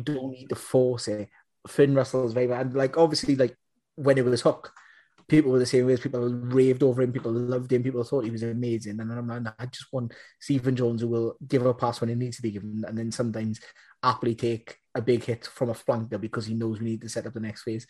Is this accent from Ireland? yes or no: yes; Munster, Ireland; I'm, I'm from Munster